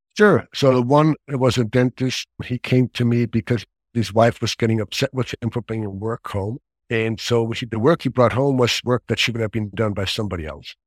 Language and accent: English; Switzerland; moved away as an adult; now in Bay Area, United States; I grew up in Switzerland